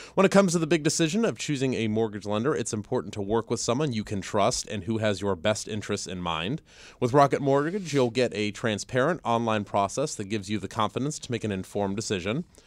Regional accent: Ohio, United States; now in Virginia, United States; I'm from Ohio

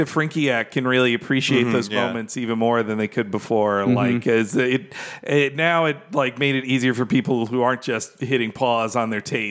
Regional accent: Florida, United States; I grew up in Florida.

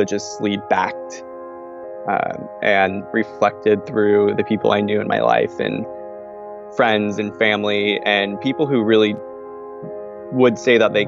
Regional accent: Albany, Oregon, United States; moved away as an adult; also born or lived in Seattle, Washington; now in Lincoln, Nebraska, United States; I'm originally from Albany, Oregon. Went to school in Seattle, Washington. So I'm a little bit of a Northwest kid

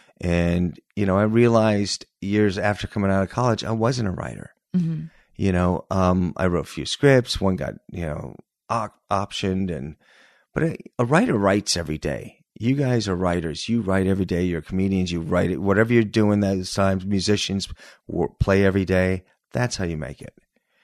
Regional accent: Northridge, California, United States; Yeah, I grew up in the Valley. Northridge.

